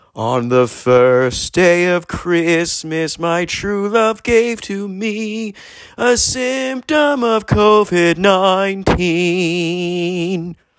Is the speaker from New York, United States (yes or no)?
no; San Diego, California, United States; I'm from San Diego's Hillcrest